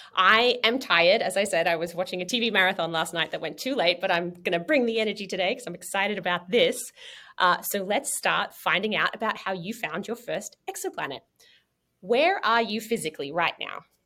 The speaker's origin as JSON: {"language": "English", "country": "Australia", "moved": "yes", "lives_now": "United States", "said": "I'm from Australia originally, and now I've been in the US for 15 years"}